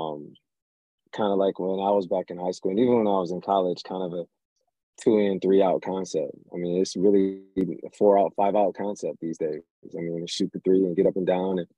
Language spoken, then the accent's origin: English; Waterloo, Iowa, United States; growing up in Waterloo, it definitely had its challenges going from a single parent, single mom